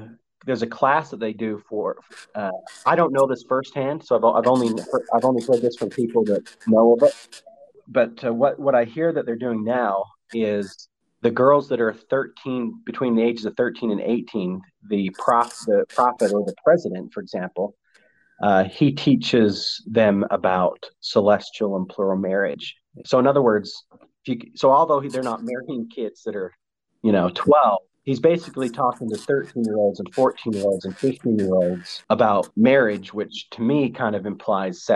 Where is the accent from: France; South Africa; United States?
United States; Salt Lake Valley, Utah; I was raised in the Salt Lake Valley